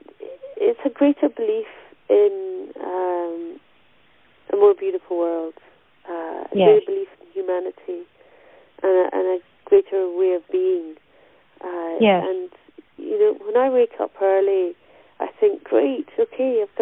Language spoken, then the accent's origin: English; Stirlingshire, Scotland, United Kingdom; where I grew up in Stirlingshire